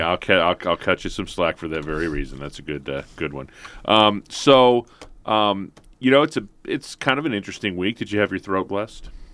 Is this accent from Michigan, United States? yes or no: no; St. Louis, Missouri, United States; I grew up in St. Louis